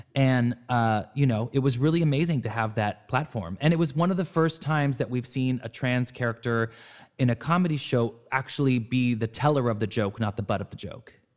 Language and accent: English; Orange County, California, United States; where I was growing up in Orange County.